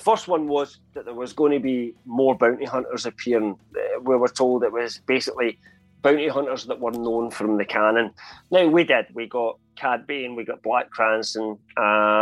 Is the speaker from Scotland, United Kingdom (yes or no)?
yes; Scotland, United Kingdom; I'm Scottish.